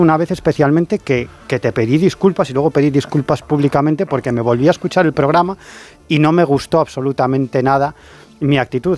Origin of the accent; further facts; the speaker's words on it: A Coruña, Galicia, Spain; yo soy de La Coruña